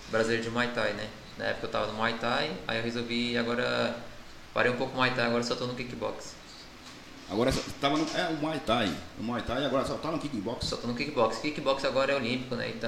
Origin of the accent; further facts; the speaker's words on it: Ferraz de Vasconcelos, São Paulo, Brazil; Aqui de Ferraz mesmo.